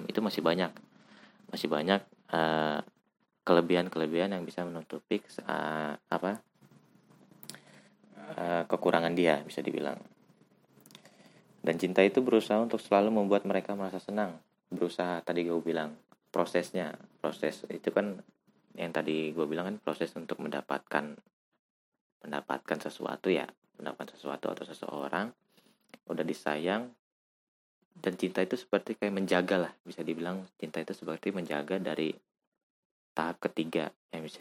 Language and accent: Indonesian; West Java, Indonesia; gue anjir kebanyakan bahasa Jawa ya. gue asli orang Jawa Barat